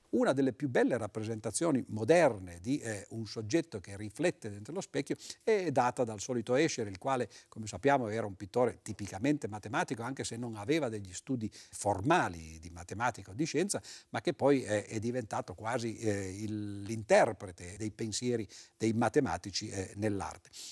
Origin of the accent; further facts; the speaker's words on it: Turin, Piedmont, Italy; io sono di Torino, queste registrazioni avvengono a Torino